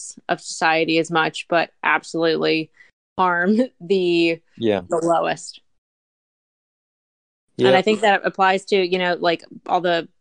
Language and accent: English; Montgomery County, Maryland, United States; I'm from Montgomery County, Maryland